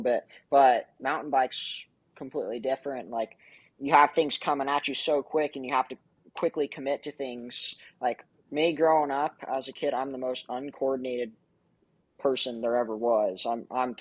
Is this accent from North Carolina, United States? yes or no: no; California, United States; moved away as an adult; now in Kansas City, United States; I've lived in California my whole life.